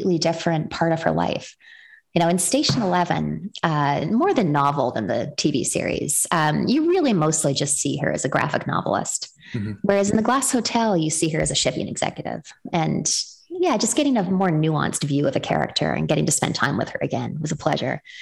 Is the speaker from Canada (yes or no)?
yes; Western Canada, Canada; moved away as an adult; now in United States; I was born and raised in Western Canada and then immigrated to the United States as a young adult.